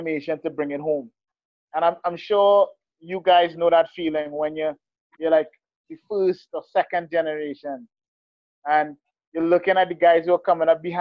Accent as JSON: {"language": "English", "country": "Trinidad & Tobago", "moved": "yes", "lives_now": "Utah, United States", "said": "I'm Trinidad."}